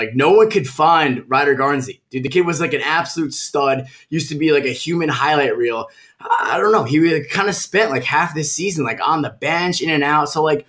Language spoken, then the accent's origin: English; New Jersey, United States; I'm from Jersey.